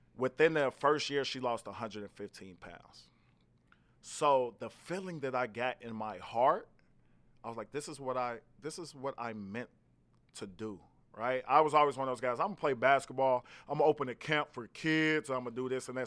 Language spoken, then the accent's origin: English; Gary, Indiana, United States; I'm from Gary, Indiana originally